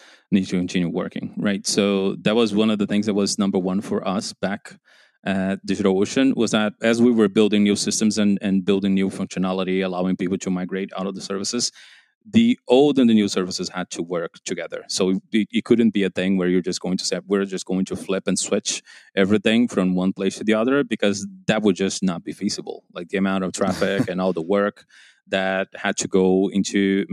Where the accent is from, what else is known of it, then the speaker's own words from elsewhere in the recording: João Pessoa, Paraíba, Brazil; moved away; I left college, started to work for a local company back in João Pessoa.